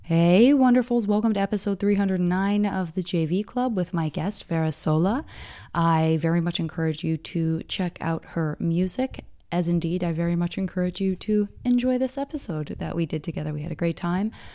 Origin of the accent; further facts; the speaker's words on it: Arizona, United States; I'm from Arizona